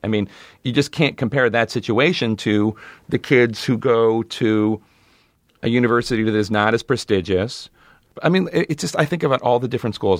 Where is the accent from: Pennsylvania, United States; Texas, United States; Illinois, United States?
Pennsylvania, United States; Philadelphia; we're both from Philly